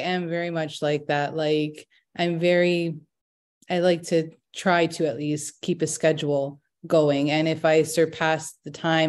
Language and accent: English; Canada; I'm Canadian, but Italian.